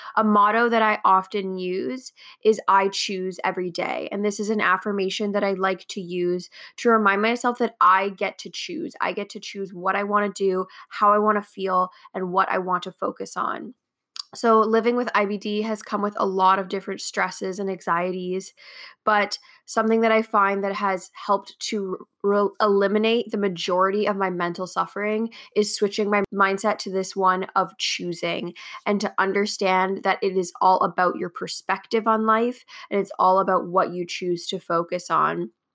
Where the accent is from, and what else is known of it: Canada